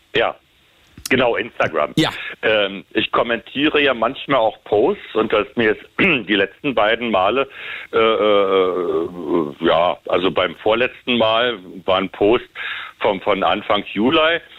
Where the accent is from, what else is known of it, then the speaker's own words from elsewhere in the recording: Berlin, Germany; bin ja gebürtiger Westberliner